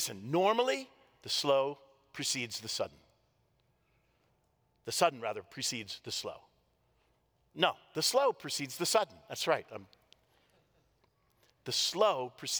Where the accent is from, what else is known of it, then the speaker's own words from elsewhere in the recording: Washington, District of Columbia, United States; I grew up in the Washington, D.C. area